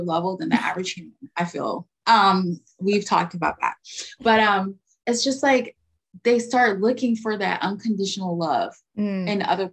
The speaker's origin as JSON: {"language": "English", "country": "United States", "said": "I'm American."}